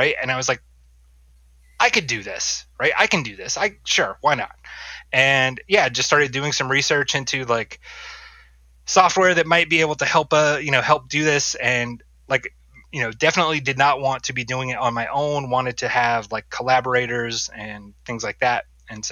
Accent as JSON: {"language": "English", "region": "North Carolina", "country": "United States", "tie": "born or raised there", "moved": "yes", "said": "I grew up in North Carolina"}